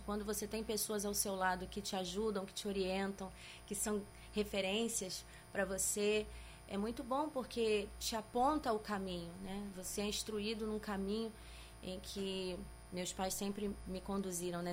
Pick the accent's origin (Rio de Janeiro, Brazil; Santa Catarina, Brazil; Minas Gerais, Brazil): Rio de Janeiro, Brazil; voltando para o Rio de Janeiro, minha terra